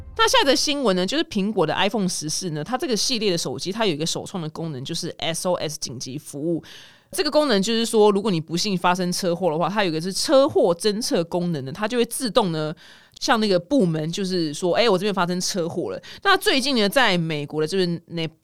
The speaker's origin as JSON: {"language": "Chinese", "region": "Taipei", "country": "Taiwan", "tie": "born or raised there", "said": "我自己是台北人，我是土生土长的，就是台北人"}